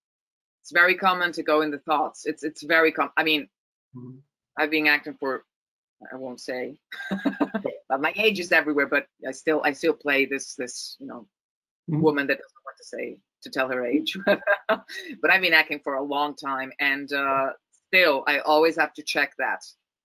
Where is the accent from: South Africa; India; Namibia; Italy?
Italy; Rome, Lazio; English is a second language; On Italian, I can do a perfect Roman accent because I'm from Rome, so that's easy.